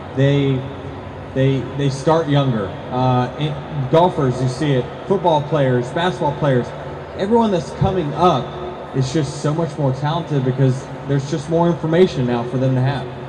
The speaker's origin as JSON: {"language": "English", "region": "Virginia", "country": "United States", "tie": "born or raised there", "said": "we grew up in Virginia, where me and my family watched racing on a regular basis"}